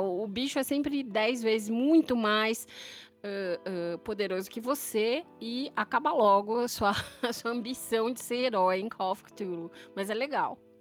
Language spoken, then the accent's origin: Portuguese; São Paulo, Brazil; Eu sou aqui de São Paulo, capital